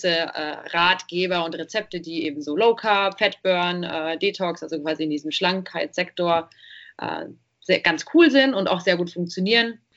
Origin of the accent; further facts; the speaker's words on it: Munich, Bavaria, Germany; wir kommen aus München